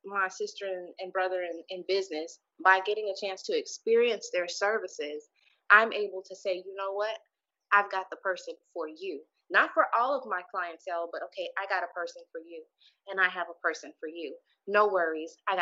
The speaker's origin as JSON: {"language": "English", "town": "Houston", "region": "Texas", "country": "United States", "tie": "born or raised there", "moved": "as an adult", "said": "I left my hometown of Houston, Texas"}